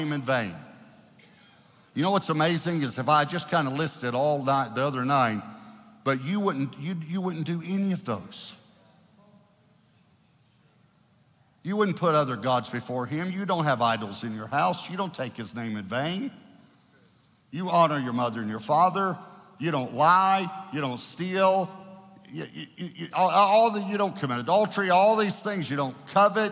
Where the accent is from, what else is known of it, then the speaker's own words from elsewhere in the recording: Texas, United States; I grew up in Texas. I've been here my whole life